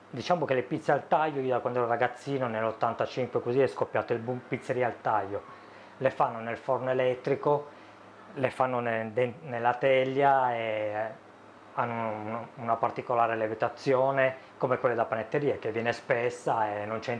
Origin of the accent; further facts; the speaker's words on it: Sicily, Italy; No, io sono siciliano.